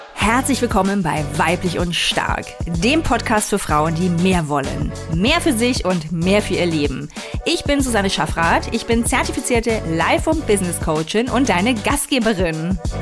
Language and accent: German; East Germany, Germany; ich bin in der DDR geboren und auch noch aufgewachsen